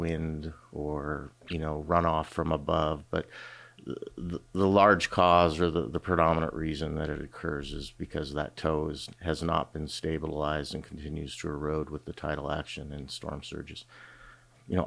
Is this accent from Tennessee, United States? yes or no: no; Kenai, Alaska, United States; I grew up in the Kenai Soldotna area, graduated from Kenai High in 1989